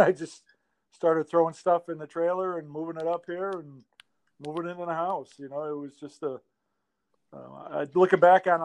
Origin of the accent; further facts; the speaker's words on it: Inlet, New York, United States; moved away as an adult; I live in Inlet. I grew up in Inlet